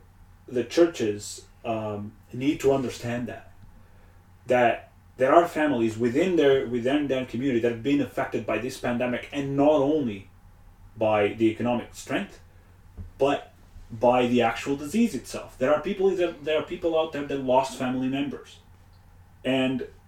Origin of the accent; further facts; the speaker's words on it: Portugal; moved away; back home, Portugal. I am from Portugal.